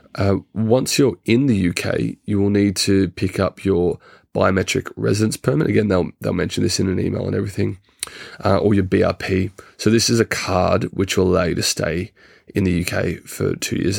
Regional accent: Australia; moved away as an adult; now in United Kingdom; as an Australian citizen

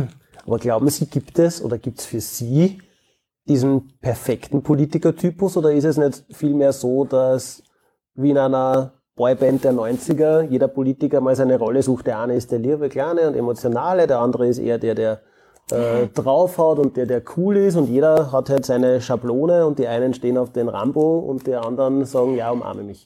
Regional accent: Austria; bei uns in Österreich

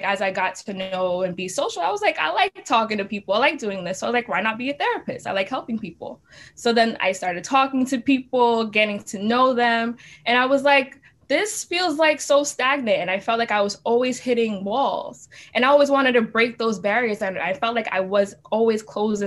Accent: New York City, New York, United States; growing up in Brooklyn and like also going to school here

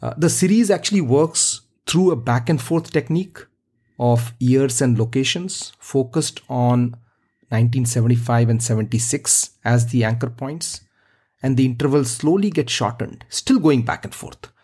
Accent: India; I grew up in India

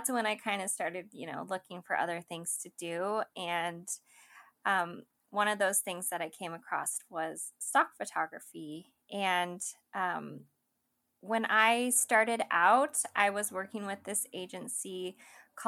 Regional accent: Idaho, United States; moved away as an adult; also born or lived in San Diego, California; I'm originally from Idaho

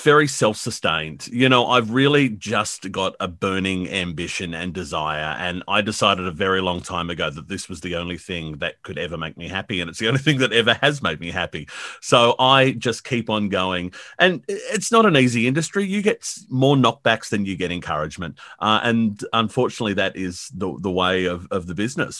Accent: Blacktown, New South Wales, Australia; I grew up in Blacktown

